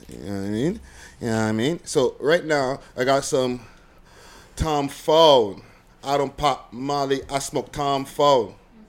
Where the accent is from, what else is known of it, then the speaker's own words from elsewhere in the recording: Montreal, Quebec, Canada; now in Toronto, Canada; from Montreal originally